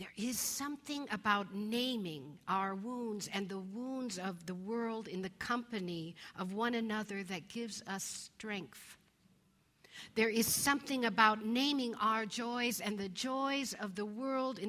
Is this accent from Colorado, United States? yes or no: yes; Colorado, United States; When I was a kid growing up in Colorado